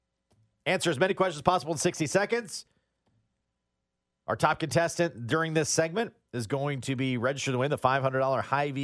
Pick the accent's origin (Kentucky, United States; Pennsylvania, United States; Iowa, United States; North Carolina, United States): Iowa, United States; I am from Iowa.